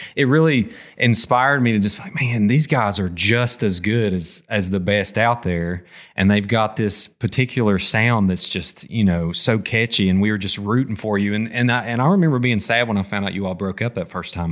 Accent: Appalachia, United States; as an Appalachian metal fan

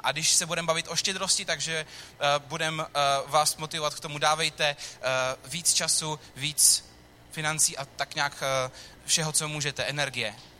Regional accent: Czechia; my jako Češi

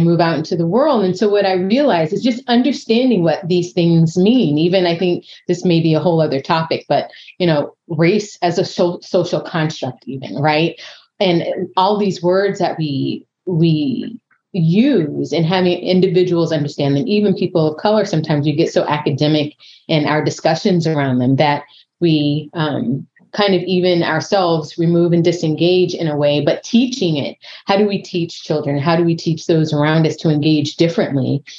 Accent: San Diego, California, United States; moved away as an adult; I grew up in Southern California, San Diego

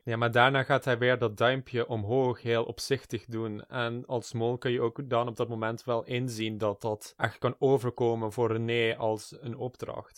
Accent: South Limburg, Netherlands; En ik kom uit Zuid-Limburg, waar ik ook opgegroeid ben

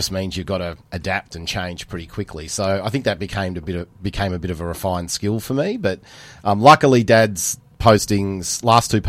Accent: Penrith, New South Wales, Australia; also born or lived in Canberra / Wagga / Malaysia / Darwin; moved around a fair bit. Uh, Canberra, Wagga, Malaysia, Darwin, uh, before Dad got posted to RAAF Base Glenbrook, yep. which brought me to Penrith.

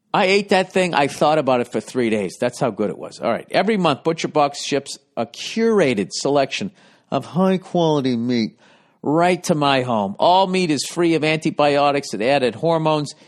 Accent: United States; I'm an American

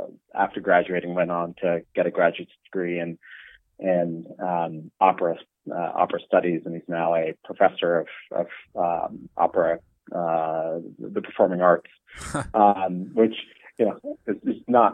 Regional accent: Toronto, Ontario, Canada; moved away; I grew up in Toronto, played a lot of sports

